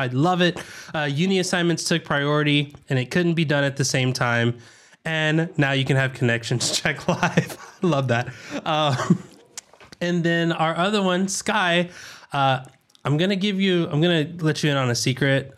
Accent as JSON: {"language": "English", "region": "the South", "country": "United States", "accent": "southern", "said": "in my southern accent"}